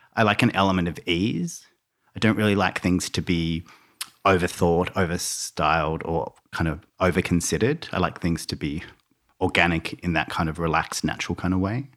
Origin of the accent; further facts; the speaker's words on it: Melbourne, Victoria, Australia; also born or lived in Launceston, Tasmania; now in Byron Bay, Australia; we moved to the mainland when I was around ten to Melbourne, and I grew up in Melbourne